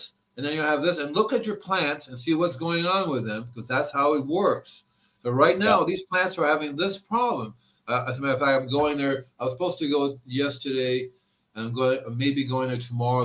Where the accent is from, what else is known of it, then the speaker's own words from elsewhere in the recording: Hialeah, Florida, United States; moved away as an adult; also born or lived in Fort Lauderdale, Florida / Gainesville, Florida; now in California, United States; I grew up in the Hialeah, Florida